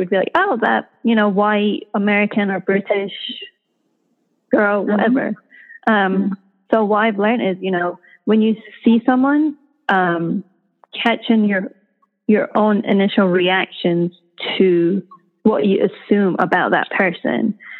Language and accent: English; Iran; moved away; So growing up in Iran, I feel like I was very much influenced by my dad's perspective and how he sees the world. And it wasn't until I left Iran